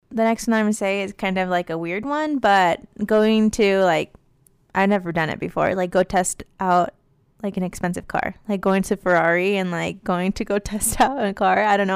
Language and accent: English; Las Vegas, Nevada, United States; moved away; I'm from Vegas